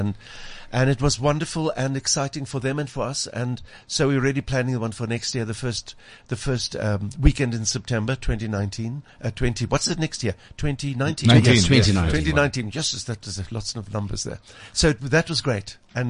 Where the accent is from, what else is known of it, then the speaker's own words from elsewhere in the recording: Cape Town, Western Cape, South Africa; growing up in Pinelands in Cape Town